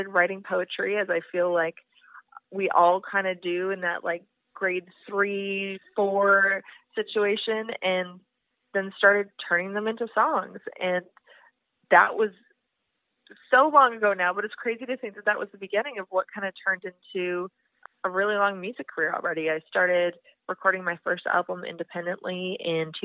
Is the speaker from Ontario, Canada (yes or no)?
no; Edmonton, Alberta, Canada; moved away as an adult; now in Nashville, United States; I'm originally from Edmonton